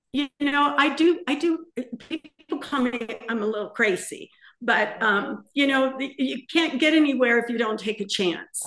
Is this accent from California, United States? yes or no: yes; La Puente, California, United States; moved away as an adult; also born or lived in Montebello, California / Santa Cruz Mountains, California; now in Palm Springs, United States; we left La Puente in uh, the San Gabriel Valley when we were 19. Um, I was born in Montebello.